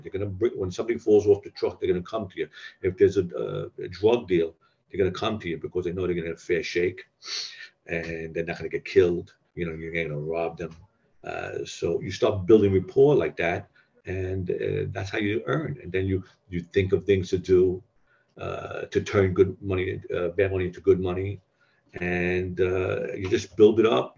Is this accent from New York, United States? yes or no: yes; New York City, New York, United States; I was a neighborhood South Brooklyn boy. You know, I grew up in the Red Hook.